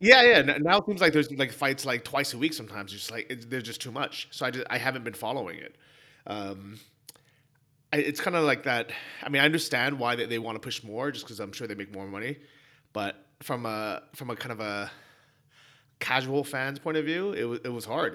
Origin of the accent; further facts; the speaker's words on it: San Francisco, California, United States; growing up in San Francisco